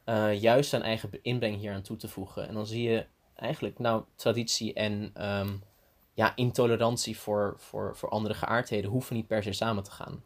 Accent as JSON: {"language": "Dutch", "region": "Antalya", "country": "Turkey", "tie": "born or raised there", "moved": "yes", "lives_now": "Leiden, Netherlands", "said": "ik ben in Turkije geboren en opgegroeid"}